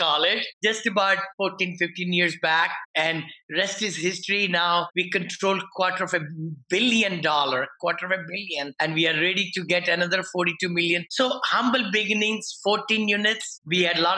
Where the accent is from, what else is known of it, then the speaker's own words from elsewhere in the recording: India; moved away as an adult; now in United States; I'm an engineer from India